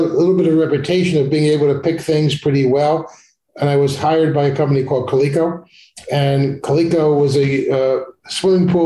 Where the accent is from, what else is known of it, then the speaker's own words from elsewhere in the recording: Long Island, New York, United States; I was growing up on Long Island